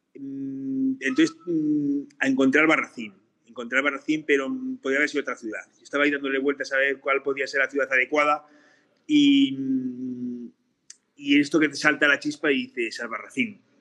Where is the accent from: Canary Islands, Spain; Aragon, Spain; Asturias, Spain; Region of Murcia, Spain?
Aragon, Spain; Borja; yo soy de Borja, eh, Borja también se vive la historia del patrimonio